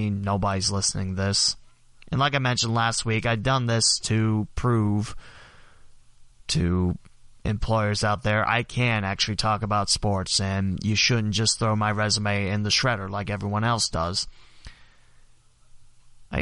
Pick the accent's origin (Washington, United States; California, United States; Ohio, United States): Ohio, United States; West Alexandria; my hometown West Alexandria has 2%, meaning probably my parents